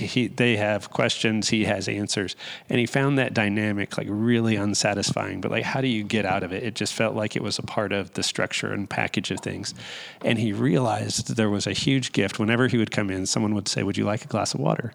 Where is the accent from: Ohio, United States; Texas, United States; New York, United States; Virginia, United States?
Texas, United States; Dallas; I grew up in Dallas